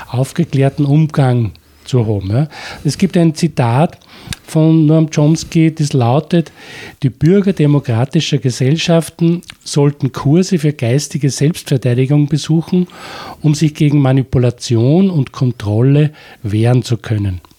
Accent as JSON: {"language": "German", "country": "Austria", "said": "mit einem Phänomen zu tun haben mit der Politik, das bei uns in Österreich Message Control heißt."}